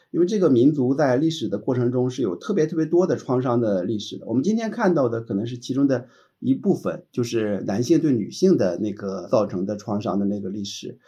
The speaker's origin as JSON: {"language": "Chinese", "country": "China", "said": "我想我们中国人听到的时候觉得是匪夷所思的"}